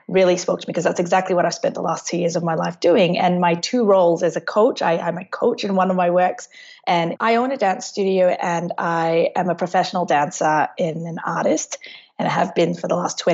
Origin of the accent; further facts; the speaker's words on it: Singapore; now in Melbourne, Australia; I'm from Melbourne. I am originally from Singapore, but I've lived in Melbourne for the last 18 years of my life